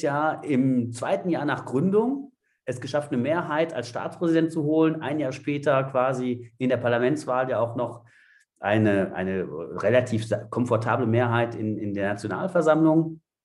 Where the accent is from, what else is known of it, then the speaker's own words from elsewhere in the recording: France; ich selbst bin Franzose